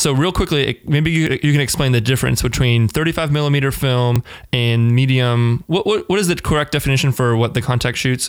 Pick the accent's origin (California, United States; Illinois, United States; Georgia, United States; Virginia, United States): Virginia, United States; Northern; now in Richmond, United States; I grew up in the Northern Virginia area, right outside of DC